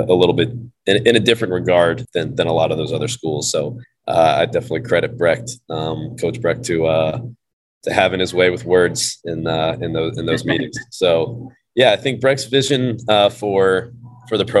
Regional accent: the South, United States; moved away as an adult; I'm from the South.

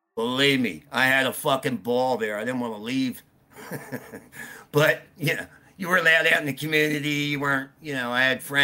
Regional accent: Philadelphia, Pennsylvania, United States; I grew up in Philly

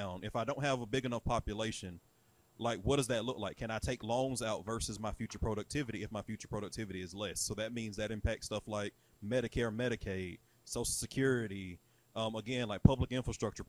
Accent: Georgia, United States; I'm from Georgia

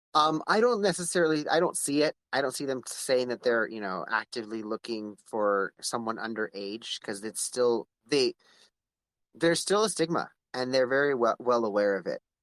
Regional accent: Palmdale, California, United States; I'm from Palmdale

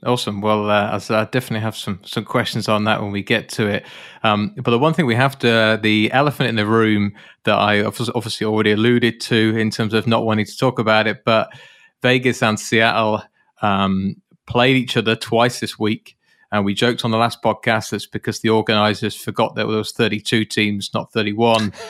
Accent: United Kingdom; as a Brit, and for those of you that are listeners on this podcast, you'll know that I'm British

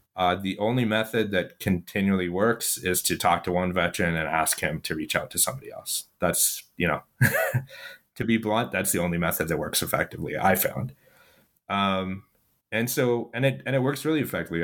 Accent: Ottawa, Ontario, Canada; I actually was born and I grew up in Ottawa, Canada

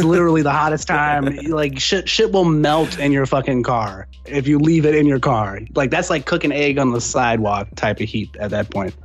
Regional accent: San Antonio, Texas, United States; now in Austin, United States; I'm originally from San Antonio, but that's a stone's throw, you know, from Austin

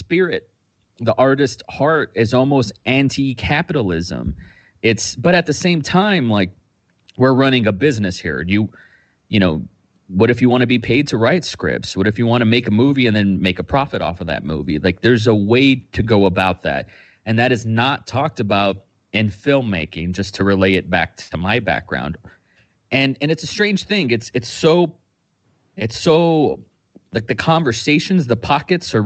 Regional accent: Austin, Texas, United States; I'm from Austin, Texas. I'm an indie filmmaker out here on the 512.

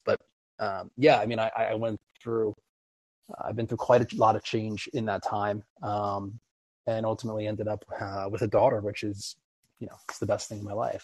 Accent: East Coast, United States; now in Los Angeles, United States; I'm originally from the East Coast

